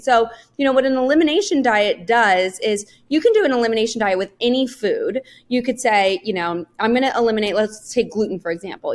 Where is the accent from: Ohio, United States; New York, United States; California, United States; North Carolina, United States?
California, United States; Northern; I grew up in Northern California.